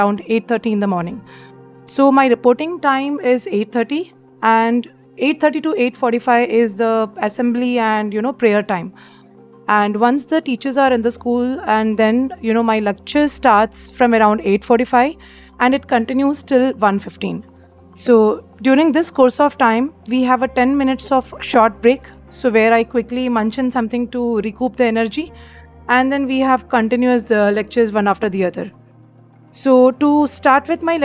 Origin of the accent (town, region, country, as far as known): Bihar, Jharkhand, India; born or raised there; moved away as an adult; also born or lived in Ernakulam, Kerala / Bhopal, Madhya Pradesh; now in Mumbai, India